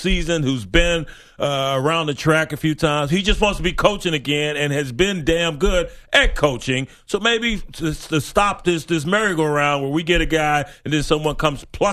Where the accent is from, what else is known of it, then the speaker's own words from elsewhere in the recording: Lubbock, Texas, United States; Lubbock. My hometown